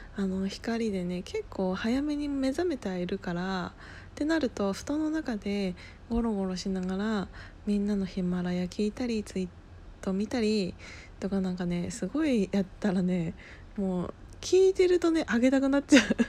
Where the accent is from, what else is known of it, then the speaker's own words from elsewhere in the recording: Gunma, Japan; moved away as an adult; also born or lived in Osaka; その群馬県出身って言ってるじゃないですか